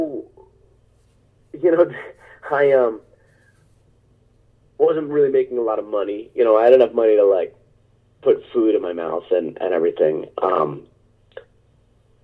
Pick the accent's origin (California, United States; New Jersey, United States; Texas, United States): New Jersey, United States; moved away as an adult; also born or lived in New York City; I was like, Jersey.